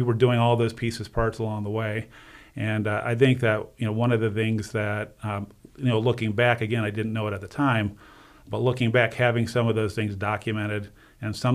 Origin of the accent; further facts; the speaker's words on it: Northeast Ohio, United States; also born or lived in Cleveland, Ohio; I'm born and bred in Ohio, Northeast Ohio.